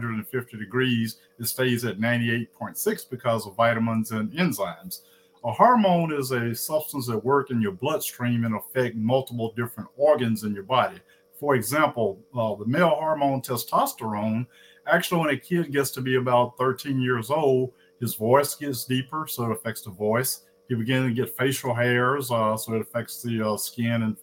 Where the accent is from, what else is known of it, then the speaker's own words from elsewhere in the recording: Indianola, Mississippi, United States; moved away as an adult; also born or lived in Atlanta, Georgia / Rochester, Minnesota; I'm originally from Indianola, Mississippi, the hometown of …